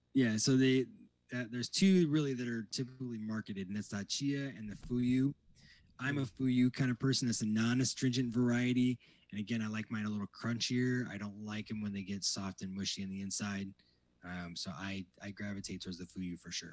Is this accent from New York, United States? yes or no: no; Indiana, United States; moved away; growing up in Indiana